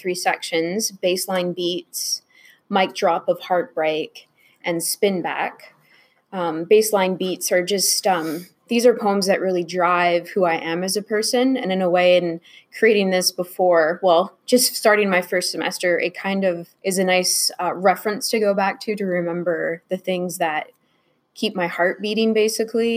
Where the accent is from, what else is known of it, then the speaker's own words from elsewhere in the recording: Canada; I am French Canadian, so I already feel living in an English society